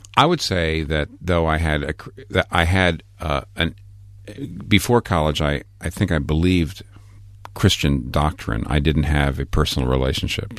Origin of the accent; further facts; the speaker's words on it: United States; also born or lived in Manhattan, New York; I'm an American pastor in a place like Manhattan, where I've been for twenty-one years.